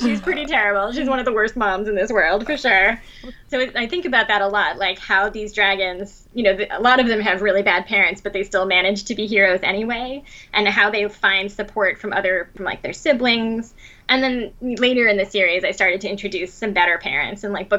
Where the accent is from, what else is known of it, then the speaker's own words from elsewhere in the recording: Asunción, Paraguay; also born or lived in Venezuela; But no, I was born in Venezuela, and we moved several times, but most of my childhood was spent in Paraguay, in Asuncion.